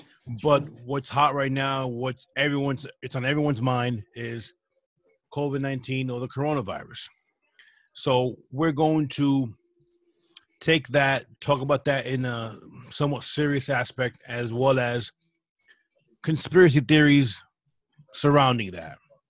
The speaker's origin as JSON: {"language": "English", "region": "East Coast", "country": "United States", "said": "Yeah, well, we're from the East Coast"}